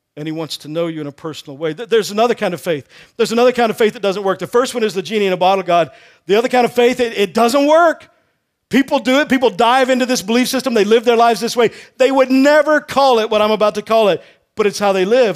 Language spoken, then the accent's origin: English; Texas, United States; I grew up in Texas